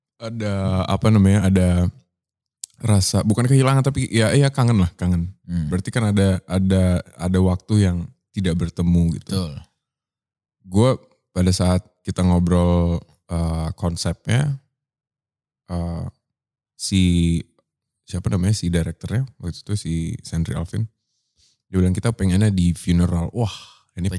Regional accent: Surabaya, East Java, Indonesia; moved away as an adult; also born or lived in Medan; now in Jakarta, Indonesia; gue tumbuh di eh lahir di Medan, hmm. tumbuh di Surabaya, hmm. dewasa di Jakarta

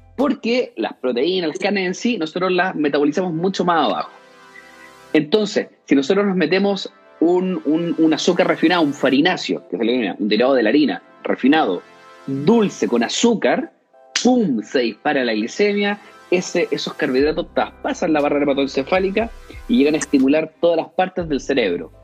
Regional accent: Concepción, Biobío, Chile; Yo soy de Concepción

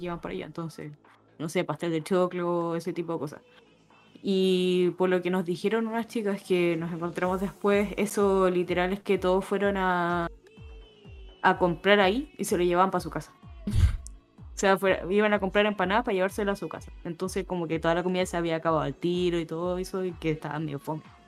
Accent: Chile; moved away as an adult; now in Spain

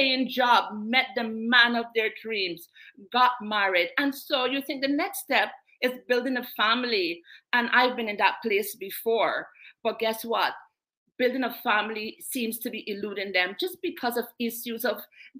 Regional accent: Guyana; also born or lived in England; now in Canada; I was born in England, international, bred in South America, Guyana, from the sunny Guyana.

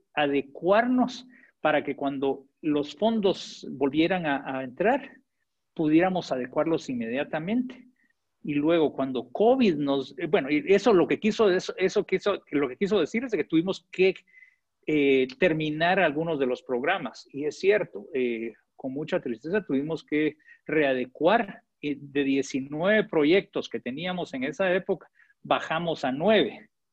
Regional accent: Guatemala; moved away as an adult; now in Honduras; yo crecí en Guatemala

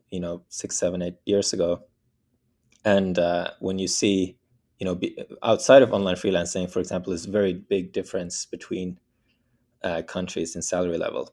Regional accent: Bergen, Vestland, Norway; I was born in Norway, the west coast of Norway, in a city called Bergen

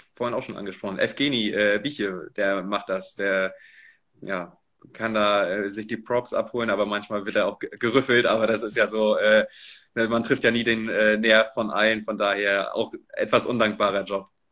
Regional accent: Rostock, Mecklenburg-Vorpommern, Germany; als, als Rostocker Jung

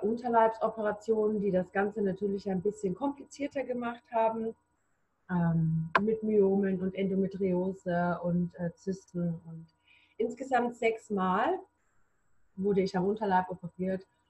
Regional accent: near Reutlingen, Stuttgart area, Baden-Württemberg, Germany; ich komme aus der Nähe von Reutlingen, Stuttgarter Bereich, im Baden-Württemberg

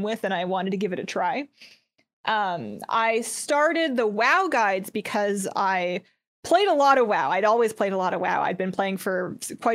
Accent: Canada; also born or lived in United States; When I first started, I was in the United States, but I'm from Canada.

